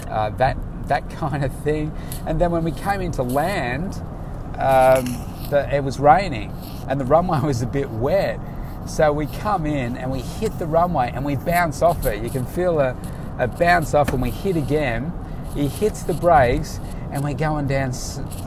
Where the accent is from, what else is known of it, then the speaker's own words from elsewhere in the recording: Melbourne, Victoria, Australia; I'm from Melbourne